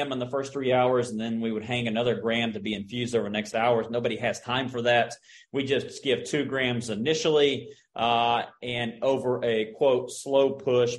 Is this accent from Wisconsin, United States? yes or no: no; Oklahoma, United States; moved away; I'm from Oklahoma